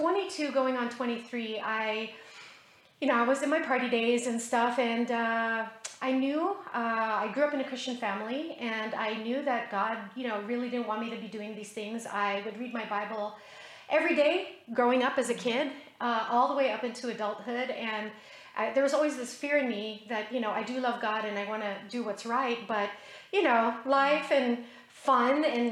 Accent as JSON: {"language": "English", "country": "Philippines", "tie": "born or raised there", "also_born_or_lived": "Utah, United States", "said": "I was born in Utah. Then 5.5 years later, we moved back to the Philippines and, you know, lived my life going to school on the military base."}